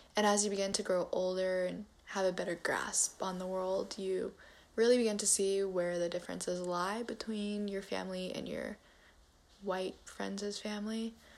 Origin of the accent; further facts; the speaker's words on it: United States; I grew up in a very white part of my city as an Asian American